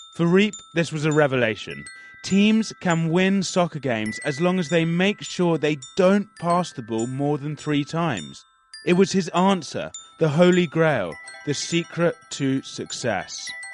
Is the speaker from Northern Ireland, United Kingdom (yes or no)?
no; London, United Kingdom; to London, England, which is actually my hometown